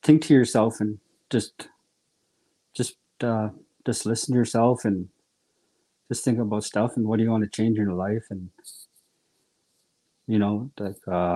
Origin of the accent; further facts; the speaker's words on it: Michel Village, Saskatchewan, Canada; also born or lived in Dillon; now in St. George's Hill, Canada; I'm from Dillon. I live in St. George's Hill, though. Grew up in Michelle Village